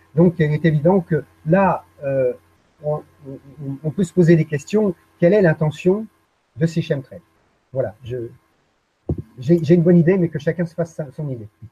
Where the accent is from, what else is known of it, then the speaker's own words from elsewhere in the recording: Paris, Île-de-France, France; moved away as an adult; je suis né à Paris